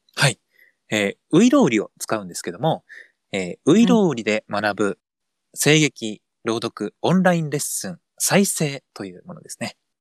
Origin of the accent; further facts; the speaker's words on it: Kansai, Japan; accent: Kansai-ben; 出身は関西